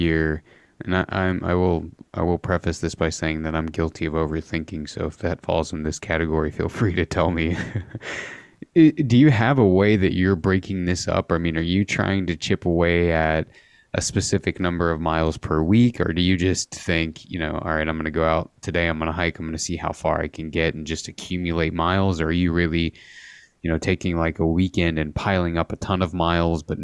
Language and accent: English; Midwest, United States; growing up in the Midwest